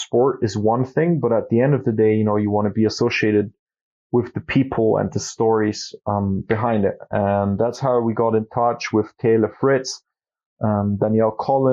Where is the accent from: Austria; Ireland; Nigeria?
Austria; we're from Austria and Europe, and the skiing is a big thing here